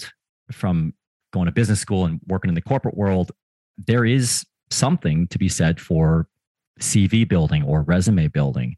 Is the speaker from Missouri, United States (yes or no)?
yes; Springfield, Missouri, United States; moved away; I spent most of my childhood in a town called Springfield, Missouri, which is in the Midwest of the United States